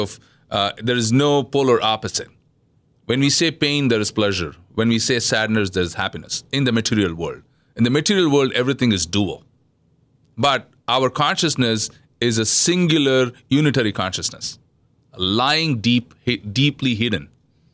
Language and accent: English; southern India, India; moved away; I'm from India. Yes. Yeah. I'm from Southern India.